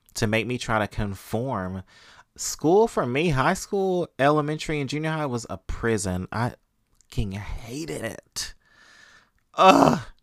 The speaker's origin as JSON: {"language": "English", "region": "Mississippi", "country": "United States", "tie": "born or raised there", "said": "I grew up in Mississippi where corporal punishment was legal, we grew up getting paddled, y'all"}